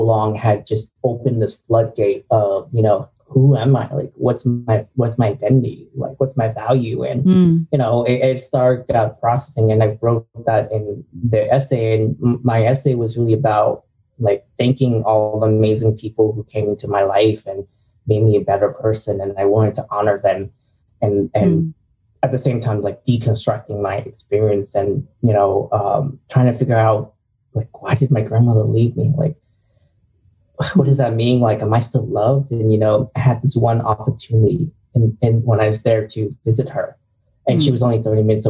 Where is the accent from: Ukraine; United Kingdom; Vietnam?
Vietnam; moved away; I was born in Vietnam